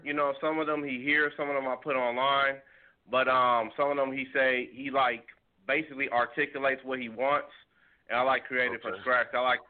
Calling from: Dallas, Texas, United States; I'm calling from Dallas, Texas.

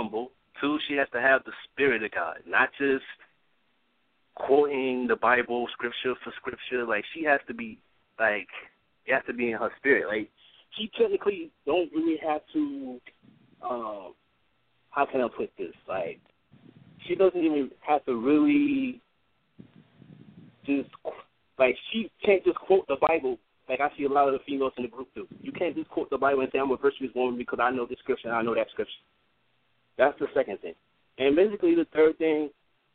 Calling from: New York City, New York, United States; I'm calling from Brooklyn, New York

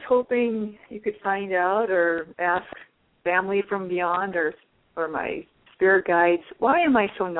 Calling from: Iowa, United States; I'm calling from Iowa.

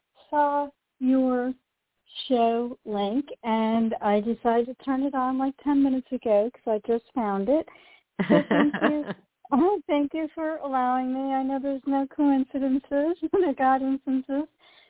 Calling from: Delray Beach, Florida, United States; I'm calling from Delray Beach, Florida.

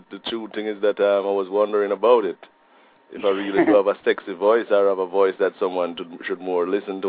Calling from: Portland, Oregon, United States; I'm from Portland. I'm in Portland.

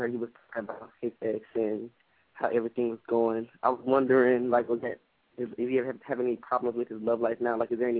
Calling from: New York, United States; I'm calling from Brooklyn.

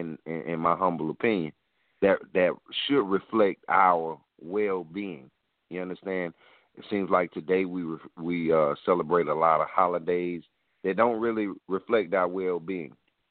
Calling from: South Carolina, United States; I'm calling from South Carolina.

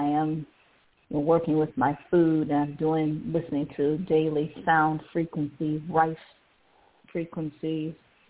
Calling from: Cleveland, Ohio, United States; calling from Cleveland, Ohio.

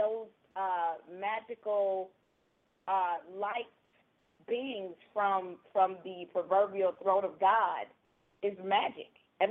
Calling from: Georgia, United States; I'm calling from Georgia.

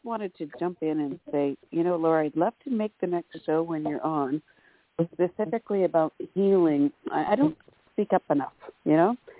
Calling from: Canada; I'm calling in from Canada.

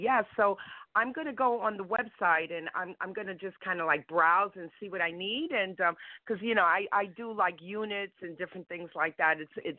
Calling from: New York City, New York, United States; I'm calling from Brooklyn, New York.

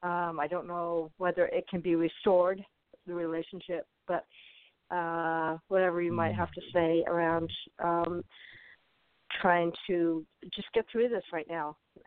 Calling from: Arizona, United States; I'm in Arizona.

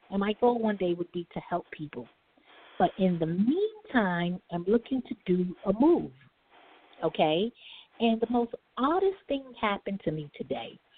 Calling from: New York City, New York, United States; calling from New York

